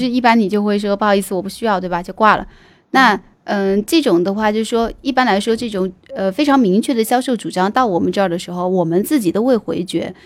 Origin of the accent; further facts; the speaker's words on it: Sichuan, China; accent: Sichuanese; 用我们四川话来说